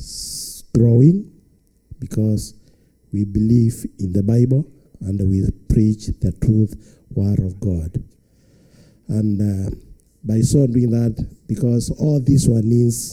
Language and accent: English; Kenya; from Kenya.